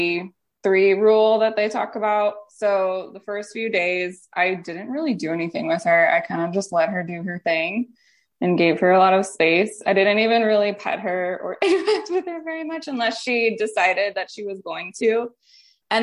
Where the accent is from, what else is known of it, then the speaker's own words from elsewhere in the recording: St. Louis, Missouri, United States; moved away as an adult; now in Las Vegas, United States; I'm from the Midwest in St. Louis.